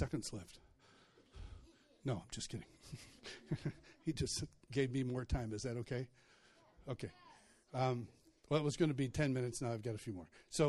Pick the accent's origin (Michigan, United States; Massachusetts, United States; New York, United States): New York, United States; Rochester; I grew up in Rochester, New York.